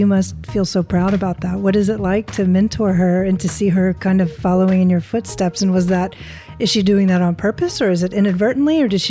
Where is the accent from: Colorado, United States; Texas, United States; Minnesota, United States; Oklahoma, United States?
Texas, United States; now in California, United States; I'm from Texas and I mean, we've got 115 degree days there.